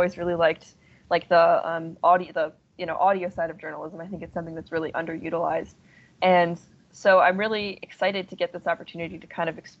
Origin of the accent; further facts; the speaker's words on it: Shrewsbury, Pennsylvania, United States; I'm actually technically from Shrewsbury, Pennsylvania, but York is the biggest town near me.